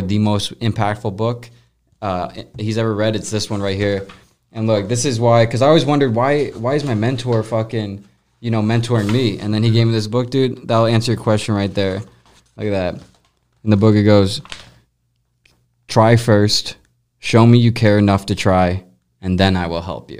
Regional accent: Colorado, United States; now in St. Louis, United States; She was grew up 10 minutes away from me, random place in Colorado

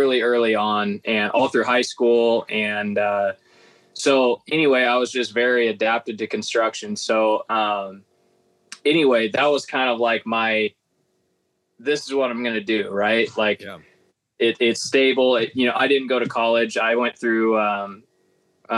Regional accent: Nebraska, United States; I'm from Nebraska

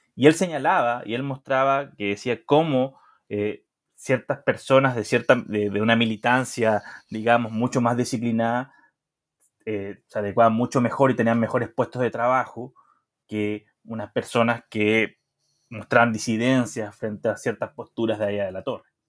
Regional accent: Chile; moved away as an adult; also born or lived in Mexico

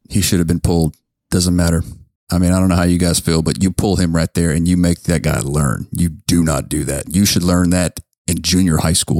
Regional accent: Lake Charles, Louisiana, United States; McNeese State, the local college in my hometown

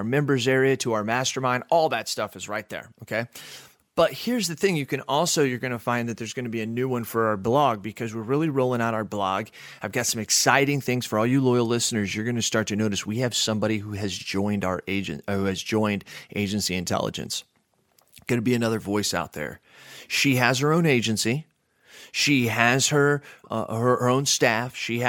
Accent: Texas, United States; also born or lived in Phoenix, Arizona / Washington; I used to live in Texas when I was little. I was born in Phoenix, Arizona, moved to Texas. And then when my dad got a job at Boeing, we had to move to Washington.

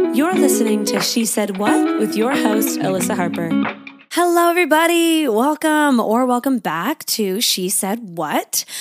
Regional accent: Canada; now in Sydney, Australia; I am living in Sydney, Australia. I'm a Canadian

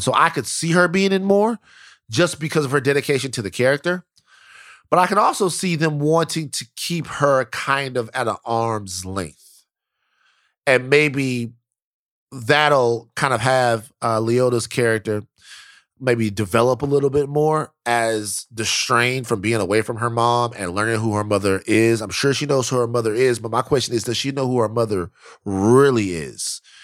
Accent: Louisiana, United States; I'm from Louisiana.

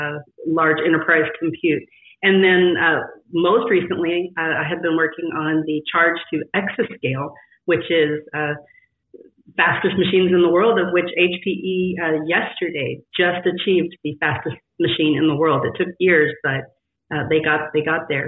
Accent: West Texas, United States; I grew up in West Texas in this Friday Night Lights world where everything was tied to sports

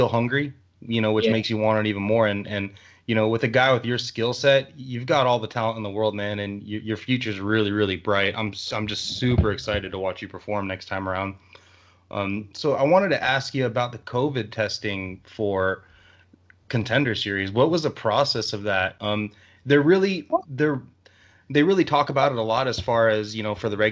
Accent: Miami, Florida, United States; I'm actually from Miami. That's where I grew up

